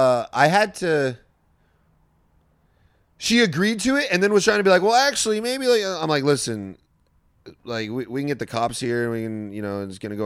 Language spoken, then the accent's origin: English; Orange County, California, United States; I grew up in Orange County too.